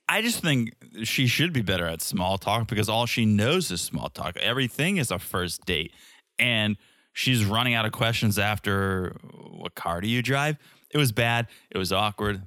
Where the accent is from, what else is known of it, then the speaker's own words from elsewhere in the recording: Connecticut, United States; I grew up in Connecticut